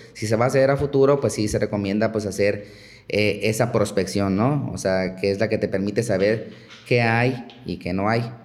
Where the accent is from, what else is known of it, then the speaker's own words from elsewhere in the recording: Chiapas, Mexico; moved away as an adult; now in Yucatán, Mexico; yo vengo, soy originario de Chiapas